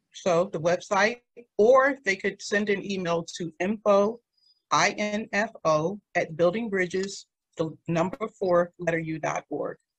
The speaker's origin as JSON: {"language": "English", "town": "Washington", "region": "District of Columbia", "country": "United States", "tie": "born or raised there", "also_born_or_lived": "Waldorf, Maryland", "lives_now": "Prince George's County, United States", "said": "I grew up in the DMV in some of the most economically depressed neighborhoods in Washington, D.C."}